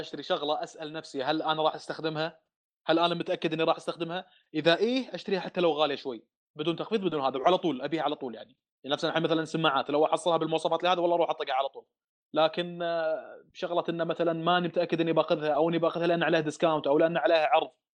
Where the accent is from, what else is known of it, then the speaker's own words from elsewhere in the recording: Saudi Arabia; also born or lived in Dammam / Riyadh; عندنا في الدمام